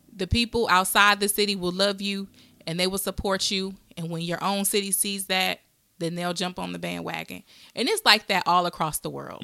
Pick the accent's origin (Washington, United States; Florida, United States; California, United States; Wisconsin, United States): Wisconsin, United States; I'm from Wisconsin